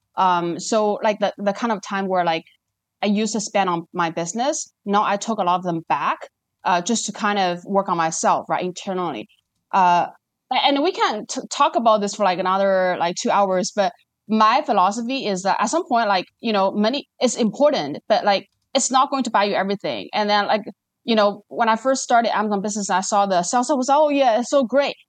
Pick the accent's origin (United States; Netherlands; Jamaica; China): China; moved away as an adult; now in Singapore; I was born and raised in China, spent, like, twenty years there.